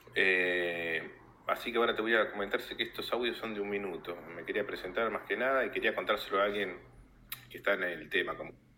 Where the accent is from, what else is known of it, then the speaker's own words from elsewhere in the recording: Bariloche, Río Negro, Argentina; now in Buenos Aires, Argentina; yo soy de Bariloche en realidad, hace ya años que me vine a vivir acá en Capital Federal